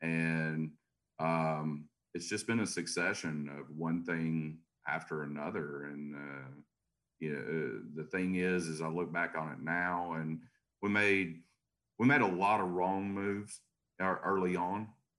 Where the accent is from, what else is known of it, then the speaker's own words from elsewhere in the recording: Chattanooga, Tennessee, United States; So here in Chattanooga, Tennessee.